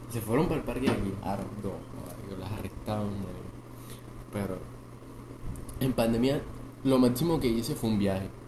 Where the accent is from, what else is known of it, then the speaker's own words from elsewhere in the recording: Valencia, Córdoba, Colombia; yo soy como de un pueblo ya. Valencia.